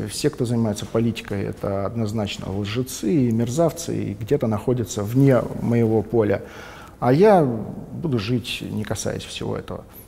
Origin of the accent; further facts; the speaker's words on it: Vladivostok, Primorsky Krai, Russia; Я из Владивостока, в Владивостоке родился, в Владивостоке живу, в Владивостоке учился